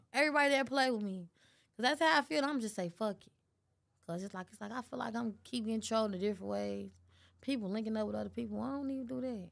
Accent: Chicago, Illinois, United States; I'm from Chicago.

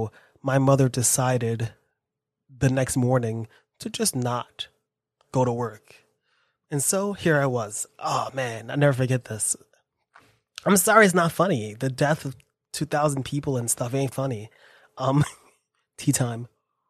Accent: New York City, New York, United States; I was born in New York. I live here

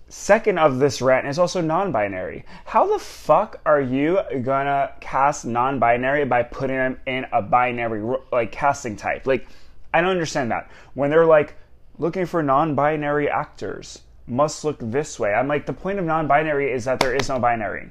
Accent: New York, United States; moved away as an adult; born and raised in New York

